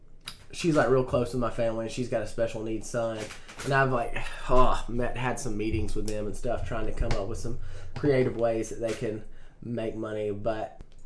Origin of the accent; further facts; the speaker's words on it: the South, United States; I'm from the South.